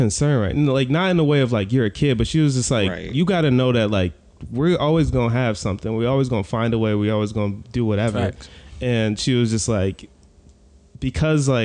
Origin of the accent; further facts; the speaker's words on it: Novi, Michigan, United States; we grew up in Novi